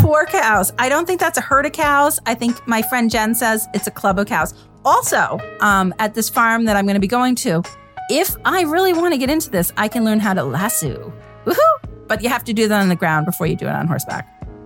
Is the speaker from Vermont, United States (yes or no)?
yes; Vermont, United States; growing up in Vermont